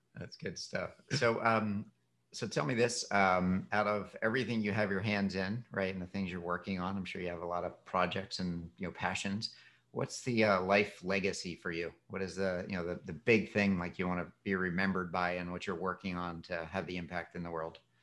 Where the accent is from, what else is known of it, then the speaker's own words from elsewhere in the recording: Philadelphia, Pennsylvania, United States; now in Florida, United States; where I grew up in Philadelphia